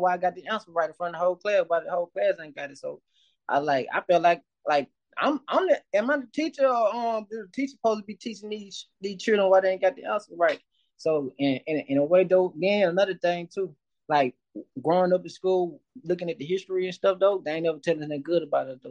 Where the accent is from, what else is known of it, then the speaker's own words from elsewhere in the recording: West Point, Mississippi, United States; I've been born and raised in Mississippi.